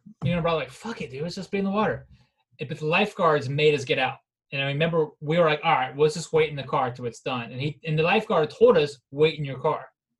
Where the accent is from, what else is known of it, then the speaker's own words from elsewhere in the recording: East Coast, Florida, United States; growing up in the East Coast, you know, surfing Fagda Beach or St. Augustine